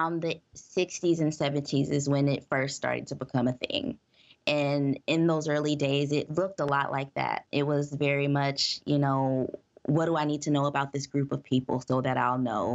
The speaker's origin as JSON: {"language": "English", "country": "United States"}